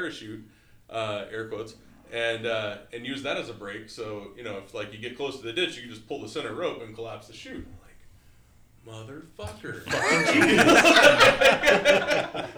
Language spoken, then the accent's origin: English; Texas, United States; Growing up in Texas